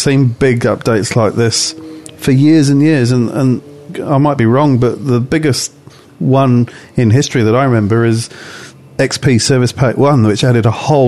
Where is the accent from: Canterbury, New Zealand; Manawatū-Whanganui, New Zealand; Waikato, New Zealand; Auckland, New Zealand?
Waikato, New Zealand; we're from the Waikato, where everything is bigger and better